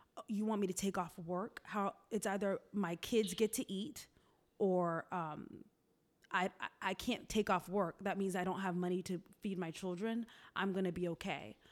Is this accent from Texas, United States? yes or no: no; Tallahassee, Florida, United States; moved away as an adult; also born or lived in Boston; now in Atlanta, United States; I was born in Boston, raised in Florida, Tallahassee to be exact.